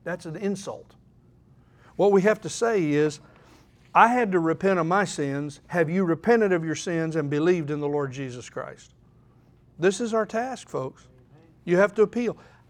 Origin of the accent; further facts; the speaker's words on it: Oklahoma City, Oklahoma, United States; There was this fellow when I grew up in Oklahoma City, Dell City, Oklahoma.